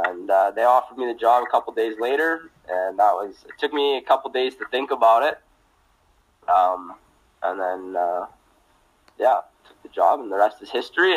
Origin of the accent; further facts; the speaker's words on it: Stony Plain, Alberta, Canada; moved away as an adult; now in St. Paul, Canada; growing up in Stony Plain